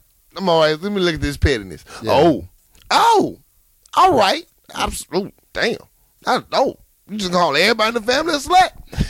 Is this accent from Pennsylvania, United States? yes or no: yes; Philadelphia, Pennsylvania, United States; Y'all might need to know that I'm from Philly and don't mess with her.